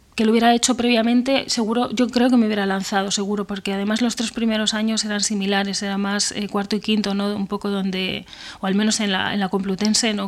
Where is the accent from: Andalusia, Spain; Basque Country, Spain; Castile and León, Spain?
Castile and León, Spain; Benavente; moved away as an adult; now in Madrid, Spain; yo soy de Benavente, un pueblo de Zamora